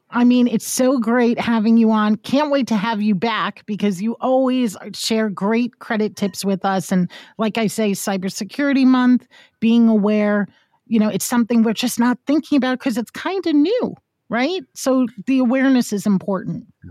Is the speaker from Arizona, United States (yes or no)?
no; Hudson Valley, New York, United States; I'm from New York, and, uh, people always think New York, New York City, which, believe me, I love New York City, but I am an hour, I'm in the Hudson Valley